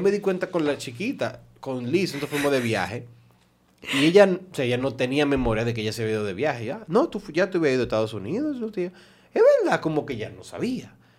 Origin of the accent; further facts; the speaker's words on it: Santo Domingo Este, Distrito Nacional, Dominican Republic; Yo siempre me crié en, en Alma Rosa Primera